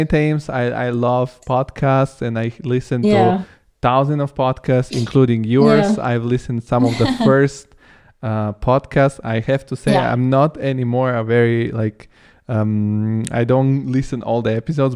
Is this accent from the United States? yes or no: no; Rome, Lazio, Italy; accent: Roman; I have a Roman accent when I speak